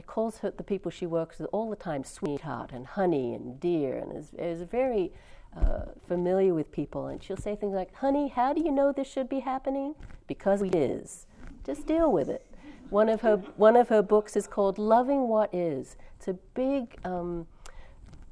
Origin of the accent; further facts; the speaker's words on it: California, United States; I'm from California